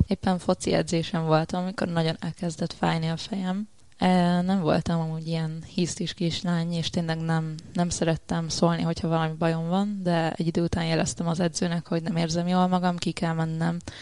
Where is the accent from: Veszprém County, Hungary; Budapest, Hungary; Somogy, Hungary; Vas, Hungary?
Vas, Hungary; Szombathely; szombathelyi vagyok